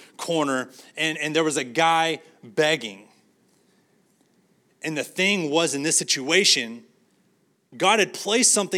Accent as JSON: {"language": "English", "town": "San Angelo", "region": "Texas", "country": "United States", "tie": "born or raised there", "lives_now": "Arlington, United States", "said": "my hometown, San Angelo"}